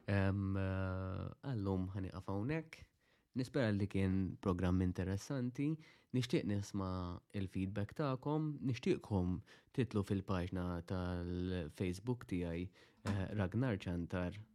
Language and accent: Maltese; Malta